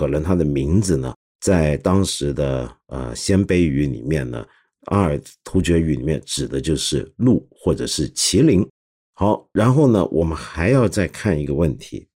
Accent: China; 在我们中华人民共和国里面，

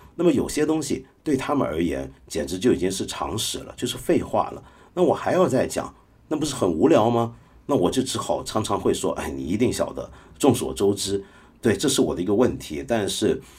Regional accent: Hong Kong; 像我这种香港人

